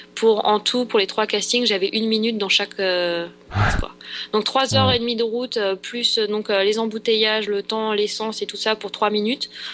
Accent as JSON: {"language": "French", "country": "France", "moved": "as an adult", "lives_now": "Los Angeles, United States", "said": "je suis de, je suis de France"}